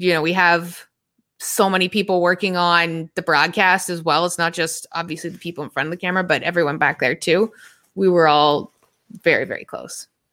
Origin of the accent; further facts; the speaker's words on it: Toronto, Ontario, Canada; moved away; I'm from Toronto